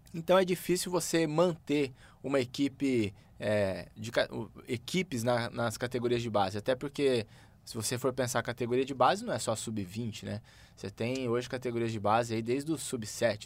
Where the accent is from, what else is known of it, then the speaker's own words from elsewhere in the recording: Campo Grande, Mato Grosso do Sul, Brazil; Eu sou nascido em Campo Grande, Mato Grosso do Sul